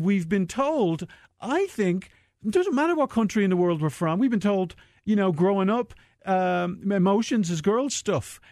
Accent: Dublin, Leinster, Ireland; moved away; I'm from Dublin, Ireland, from the foothills of the Dublin Mountains

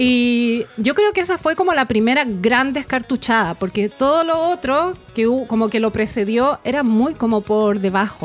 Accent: Chile; Somos buenos los chilenos para el fin de semana largo.

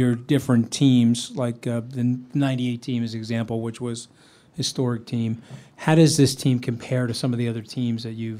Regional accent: Long Island, New York, United States; I grew up in New York. I'm a baseball fan, and because I was closer to Shea Stadium. We grew up on Long Island.

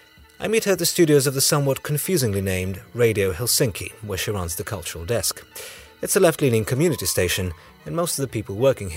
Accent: Moscow, Russia; moved away; I was born in Moscow the year before, and in an incredible coincidence, it turns out that she lived just a couple of streets away from where I grew up.

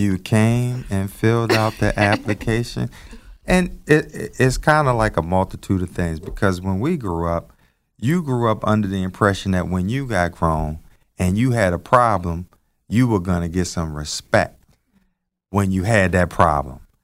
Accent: Baltimore, Maryland, United States; growing up in East Baltimore

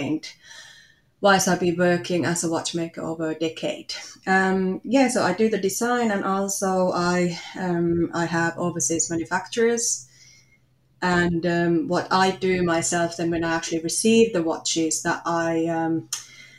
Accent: Finland; English is a second language; moved away as an adult; also born or lived in Manchester, United Kingdom; now in Australia; you might hear from my accent that I'm from Finland

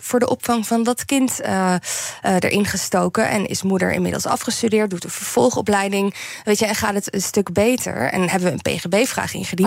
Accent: Netherlands; moved away as an adult; ik uit Nederland ben weggegaan

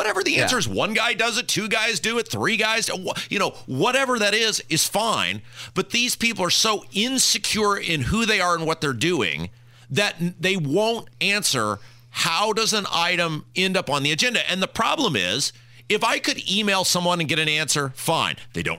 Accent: Cuba; You can't say that about me because, well, I'm from Cuba.

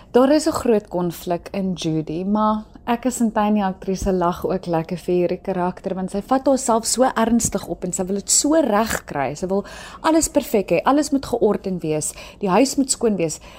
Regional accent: South Africa; as Suid-Afrikaners

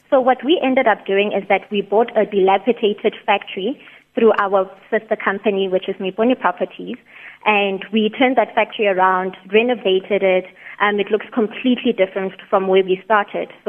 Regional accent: Mahikeng, North West, South Africa; now in Pretoria, South Africa; I am originally from Mahikeng

